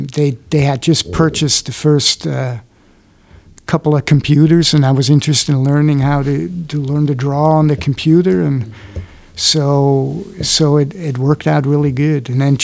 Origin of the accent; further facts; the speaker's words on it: Switzerland; English is a second language; moved away as an adult; now in United States; first of all, I came from Switzerland, so I was used to metric, you know, working everything in metric.